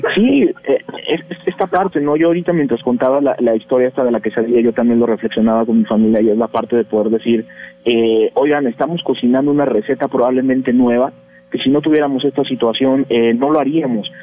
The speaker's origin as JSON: {"language": "Spanish", "country": "Mexico", "said": "como mexicanos, dentro de este país, de este entorno"}